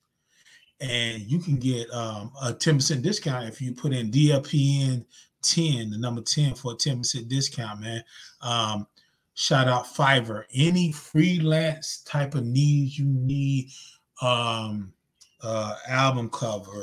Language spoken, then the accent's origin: English; Zebulon, North Carolina, United States; moved away; my hometown, Z-Town, Zebulon, North Carolina